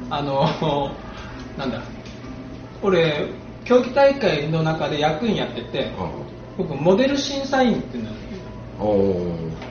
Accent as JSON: {"language": "Japanese", "region": "Kumamoto", "country": "Japan", "tie": "born there", "said": "日本熊本生まれ"}